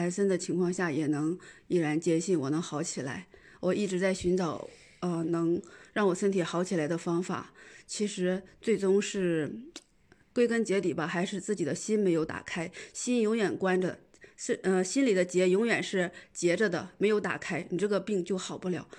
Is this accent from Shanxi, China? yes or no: no; Shenyang, Liaoning, China; 大家好，